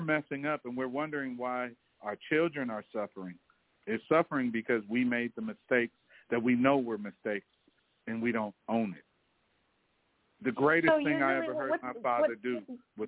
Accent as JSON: {"language": "English", "country": "Belize", "tie": "born or raised there", "moved": "yes", "lives_now": "United States", "said": "Because I'm not American, I'm actually a Belizean, 100% blood and bred."}